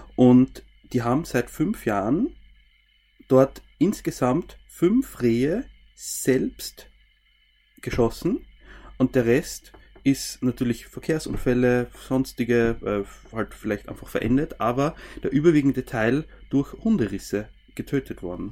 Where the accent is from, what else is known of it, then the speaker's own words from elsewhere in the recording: Styria, Austria; Bei uns in der Steiermark